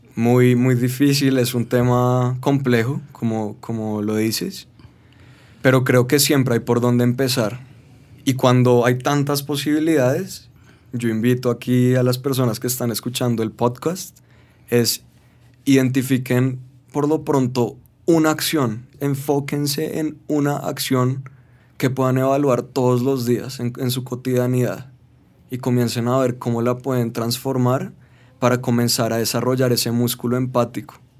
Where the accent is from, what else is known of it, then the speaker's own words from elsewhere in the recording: Colombia; soy colombiano